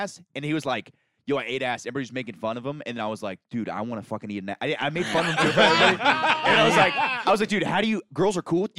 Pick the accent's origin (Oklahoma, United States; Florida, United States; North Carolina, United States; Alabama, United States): Florida, United States; Hick, because I'm from Florida.